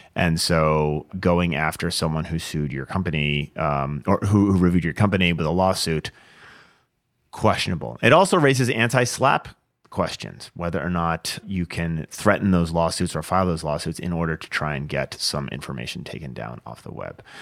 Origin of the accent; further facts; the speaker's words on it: Washington, United States; This is in my home state, uh, Washington, Vancouver, Washington.